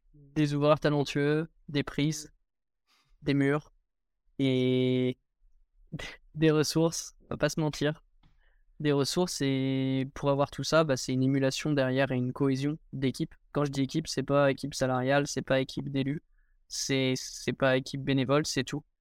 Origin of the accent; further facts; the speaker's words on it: Angers, Pays de la Loire, France; moved away as an adult; now in Chambéry, France; à la base, je suis issu d'Angers. J'ai commencé l'escalade à Angers, j'y suis resté toute ma scolarité jusqu'à mon bac. Donc jusqu'à mes 18 ans, j'étais à Angers